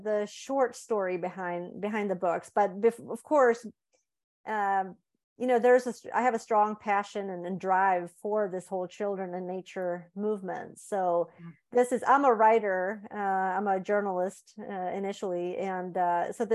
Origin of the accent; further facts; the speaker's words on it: Sweden; moved away as an adult; also born or lived in Indiana, United States; I was born and raised in Sweden, but I've lived in the States for 15 years, mostly in Indiana